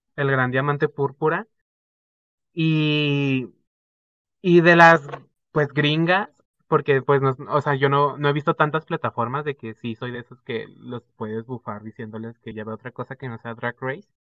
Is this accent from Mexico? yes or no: yes; Zapopan, Jalisco, Mexico; soy de Guadalajara, Jalisco, México, especialmente de Zapopan